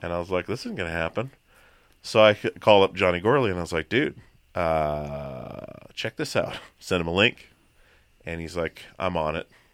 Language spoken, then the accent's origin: English; Petersburg, Alaska, United States; born or raised there; also born or lived in Long Beach, Washington